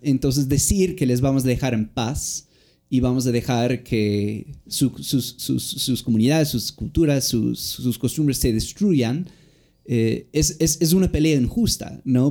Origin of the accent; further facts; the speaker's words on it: United States; moved away; somos estudiantes mimados gringos